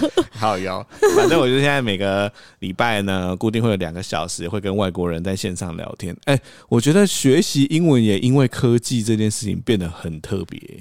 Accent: Taiwan; 他知道我是台湾人啊

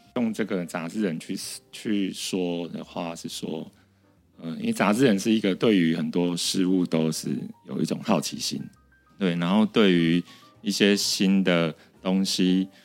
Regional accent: Sanchong, New Taipei, Taiwan; 我真的是一个从小在菜，三重菜市场长大的小孩

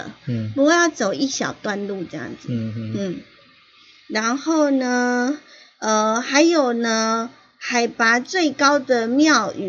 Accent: Yilan County, Taiwan; 我当然要去过，我宜兰人呢。

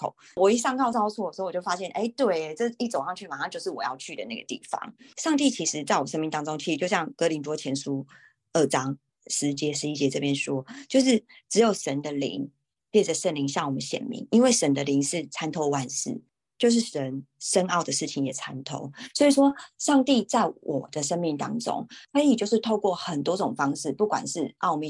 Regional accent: Taiwan; 然后我就跟他说：“哦，我是台湾人，但是我不会讲韩文，我我刚来这边。”

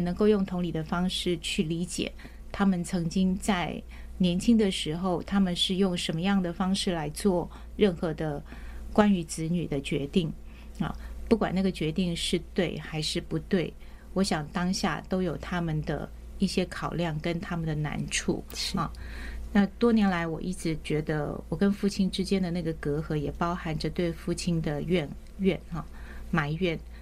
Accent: Taiwan; 我们家是在眷村长大

